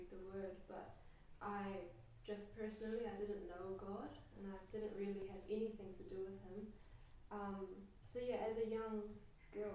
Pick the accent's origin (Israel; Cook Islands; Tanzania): Cook Islands; also born or lived in Australia / New Zealand; I was brought up pretty much in Waro my whole life